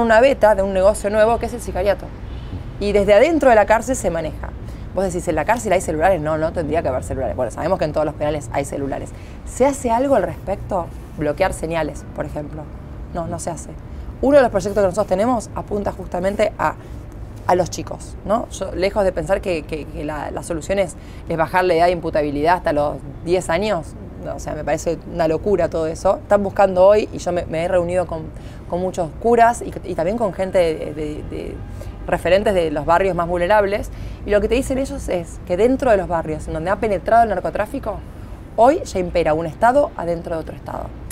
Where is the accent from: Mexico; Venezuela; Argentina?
Argentina; Santa Fe; para mí como santafesina